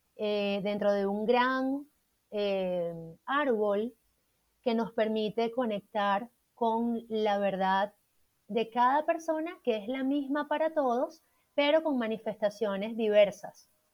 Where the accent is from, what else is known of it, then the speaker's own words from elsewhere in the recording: Puerto Ordaz, Bolívar, Venezuela; moved away as an adult; also born or lived in Caracas, Venezuela / Bogotá, Colombia; now in Colombia; yo soy de Venezuela, de Puerto Ordaz, al